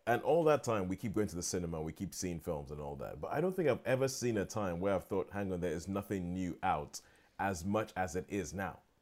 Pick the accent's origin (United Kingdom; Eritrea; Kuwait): United Kingdom; being British